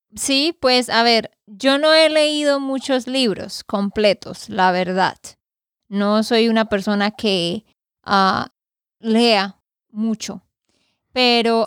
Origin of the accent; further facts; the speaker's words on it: Santander, Colombia; de Santander, Colombia